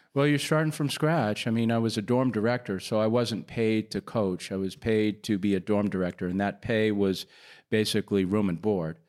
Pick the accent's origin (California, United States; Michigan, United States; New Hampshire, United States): New Hampshire, United States; moved away as an adult; also born or lived in Nashville, Tennessee; I grew up in New Hampshire